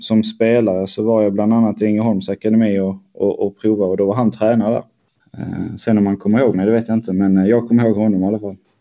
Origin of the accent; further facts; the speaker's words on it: Helsingborg, Skåne, Sweden; moved away as an adult; now in Stockholm, Sweden; jag är uppväxt i Helsingborgsområdet, eh, strax norr om Helsingborg.